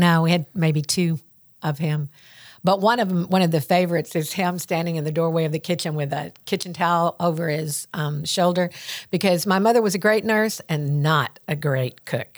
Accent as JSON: {"language": "English", "town": "Greenfield", "region": "Tennessee", "country": "United States", "tie": "born or raised there", "accent": "Southern", "said": "Greenfield is my hometown, Greenfield"}